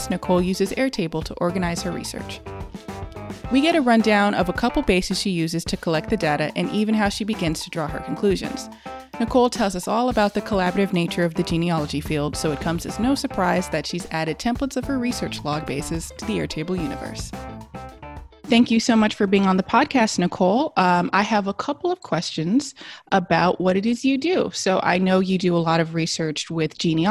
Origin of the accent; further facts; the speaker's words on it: Los Angeles, California, United States; I was born and raised in Los Angeles